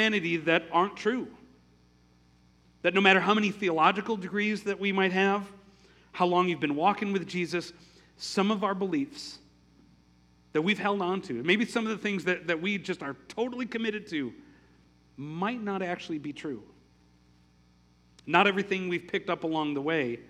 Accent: Milwaukee, Wisconsin, United States; In my hometown of Milwaukee, there's a really large German and Polish Catholic population

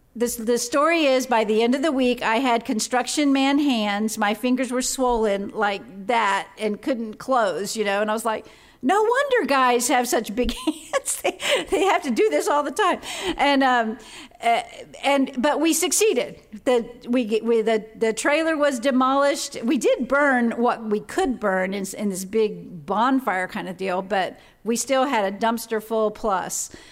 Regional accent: Florida, United States; the cool, clear, spring-fed waters that Craig and I grew up with in Florida

